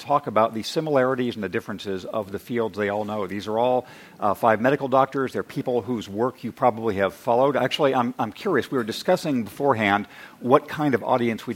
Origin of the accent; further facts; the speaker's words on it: Redlands, California, United States; I was from Redlands High School